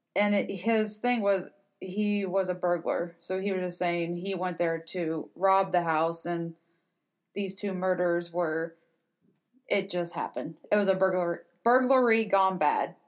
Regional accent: Cincinnati, Ohio, United States; we are from Cincinnati ish area

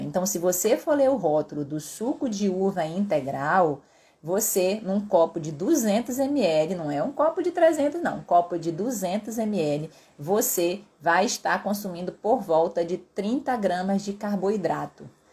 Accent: Pará, Brazil; eu sou paraense

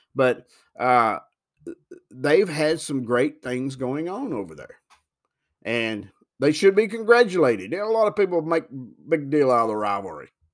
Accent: Huntingdon, Tennessee, United States; also born or lived in Chicago, Illinois; I've lived here all of my entire life. I, I've never been, I was born in Chicago, Illinois, but I was not a year old when my family moved back to Tennessee.

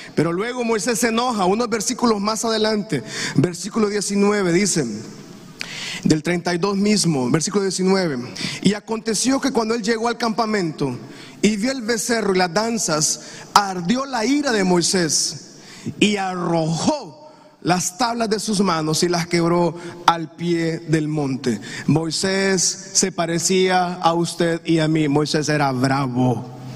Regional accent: Honduras; lo que vivimos nosotros como comunidad hondureña

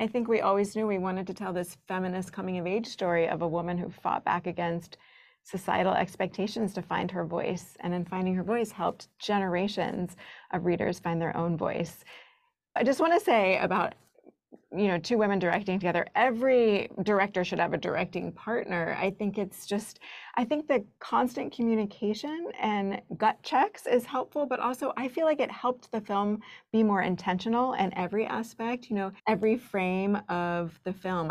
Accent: the South, United States; as a kid growing up in the South

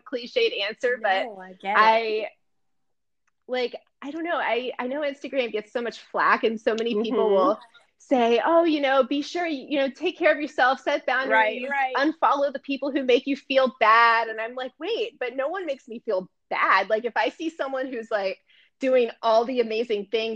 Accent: Tallahassee, Florida, United States; also born or lived in Miami, United States / Paris, France; I was born in Miami, so I get to say I was born in Miami, which is cool, but I mostly grew up in Tallahassee

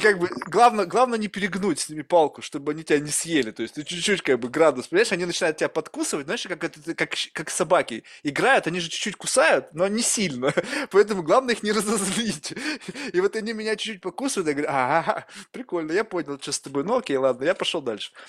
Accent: Russia; moved away; also born or lived in California; я вырос в России

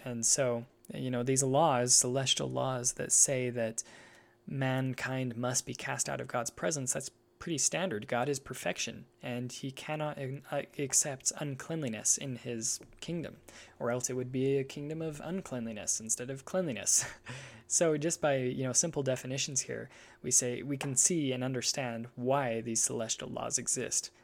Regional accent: United States; I'm an American

